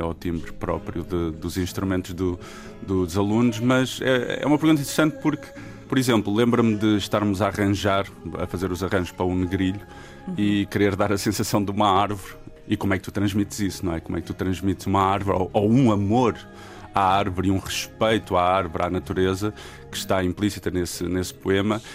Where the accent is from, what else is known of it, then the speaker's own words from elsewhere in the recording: Trás-os-Montes, Portugal; sendo transmontano